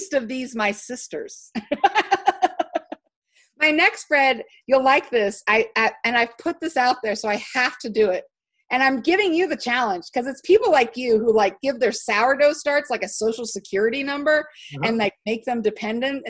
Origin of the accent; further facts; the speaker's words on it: Houston, Texas, United States; now in Utah, United States; I grew up in Houston. I think the best people live in Houston.